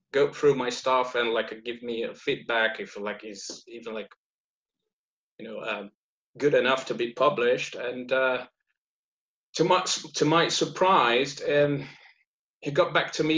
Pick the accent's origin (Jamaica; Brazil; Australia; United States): Brazil; moved away as an adult; now in Leeds, United Kingdom; I'm based in Leeds, but I'm originally from South, like deep South. Like my family is from Germany, but I was born in Brazil